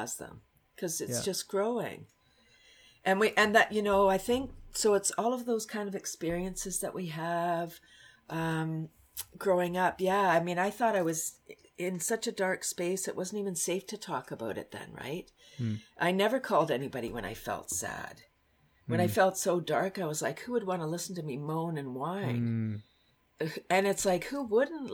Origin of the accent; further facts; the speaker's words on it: Toronto, Ontario, Canada; moved away as an adult; also born or lived in Bradford, Ontario; I'm from Toronto